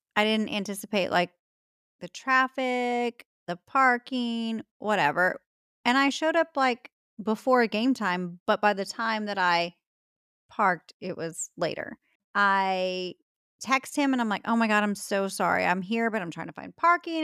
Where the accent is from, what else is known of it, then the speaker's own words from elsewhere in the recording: Texas, United States; I am a Texan